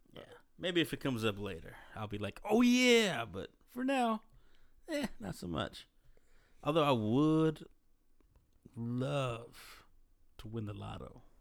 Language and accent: English; Dallas, Texas, United States; I'm from Oclif.